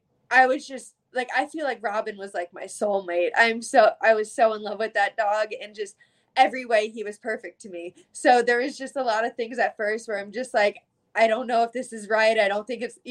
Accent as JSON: {"language": "English", "region": "Florida", "country": "United States", "tie": "born or raised there", "also_born_or_lived": "Canada", "said": "me obviously being raised in Florida, me calling this my home state"}